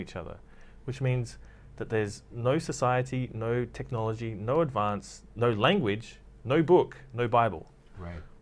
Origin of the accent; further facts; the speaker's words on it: Australia; I'm from Australia